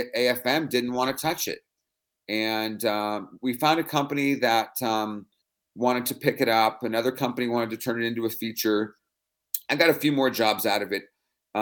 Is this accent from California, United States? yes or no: yes; San Francisco, California, United States; I'm born and raised in San Francisco. I'm West Coast kid my whole life